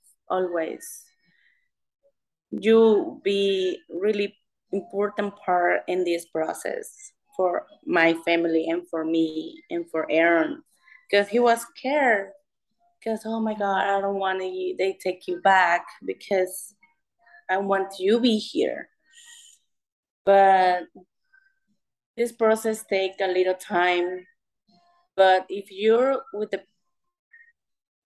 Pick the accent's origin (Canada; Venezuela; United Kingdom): Venezuela; English is a second language; moved away as an adult; also born or lived in Las Vegas, United States; now in United States; I'm from Venezuela, but I live here